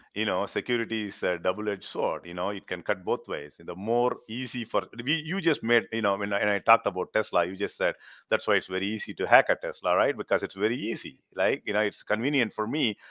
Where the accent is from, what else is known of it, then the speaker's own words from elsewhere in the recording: India; now in Middle Tennessee, United States; I'm, I'm, I'm from India